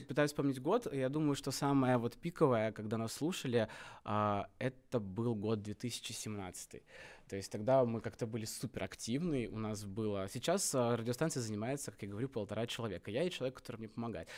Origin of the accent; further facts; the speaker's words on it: Omsk, Omsk Oblast, Russia; мы из Омска